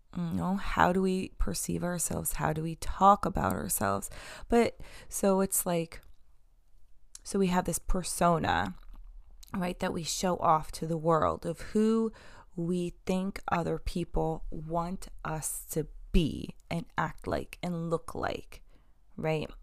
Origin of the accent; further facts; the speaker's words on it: New York, United States; I'm from New York.